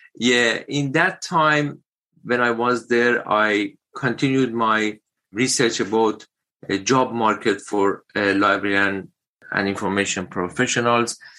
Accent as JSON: {"language": "English", "country": "Iran", "also_born_or_lived": "United Kingdom", "moved": "as an adult", "lives_now": "Wagga Wagga, Australia", "said": "my home country, Iran"}